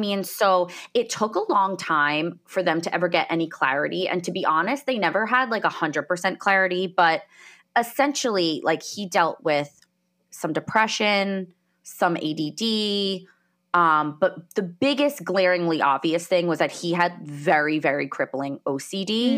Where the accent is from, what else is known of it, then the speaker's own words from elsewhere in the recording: New Jersey, United States; also born or lived in Colorado; I grew up in New Jersey, in the United States.